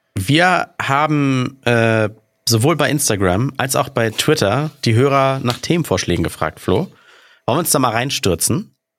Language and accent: German; Hamburg, Germany; hier in Duvenstedt, wo ich aufgewachsen bin